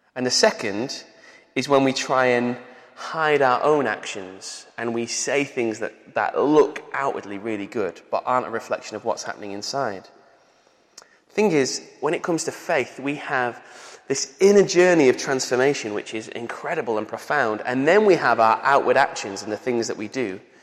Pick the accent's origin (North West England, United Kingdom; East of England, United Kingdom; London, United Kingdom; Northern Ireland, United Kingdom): North West England, United Kingdom; Manchester; accent: Manchester; also born or lived in Bolton; I was 10 years old and I moved from uh, the centre of Manchester to Bolton, which is like north of Manchester. And because I had a Manchester accent